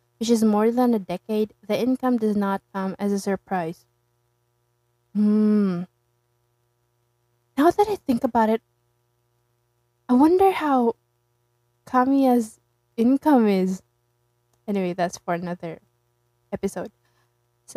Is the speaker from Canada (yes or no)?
no; Philippines; I'm from the Philippines